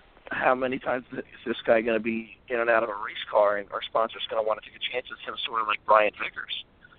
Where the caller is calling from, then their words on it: Virginia, United States; in Virginia.